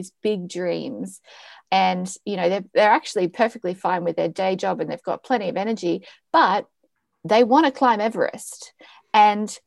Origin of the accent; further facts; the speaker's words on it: Australia; now in Amsterdam, Netherlands; I'm from Australia